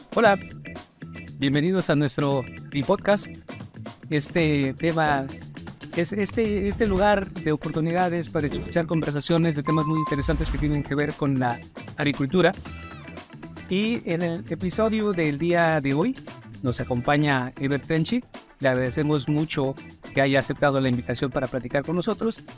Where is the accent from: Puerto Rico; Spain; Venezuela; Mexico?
Mexico